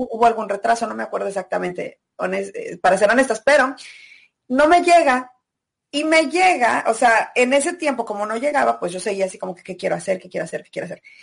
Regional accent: Celaya, Guanajuato, Mexico; moved away as an adult; also born or lived in Mexico City / Australia; soy de Celaya, en México

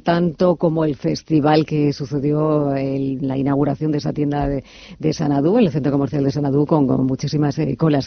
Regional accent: Spain; somos los españoles

